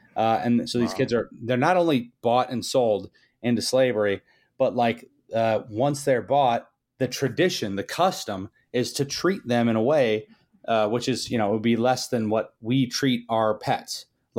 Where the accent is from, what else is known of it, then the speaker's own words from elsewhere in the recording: McComb, Mississippi, United States; I was born in Mississippi. It was kind of it was rough, but same hometown as …, which is kind of funny.